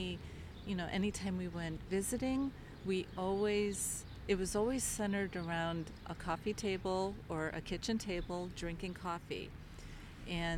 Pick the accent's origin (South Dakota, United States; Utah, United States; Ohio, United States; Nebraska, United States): Ohio, United States; Kirtland; also born or lived in Toledo, Ohio; now in Chardon, United States; I am from Kirtland. That's where I grew up